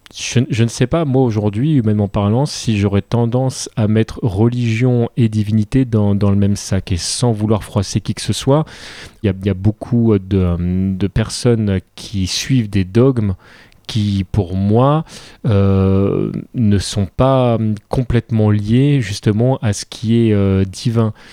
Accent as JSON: {"language": "French", "country": "France", "said": "on est français, on enregistre ça en France"}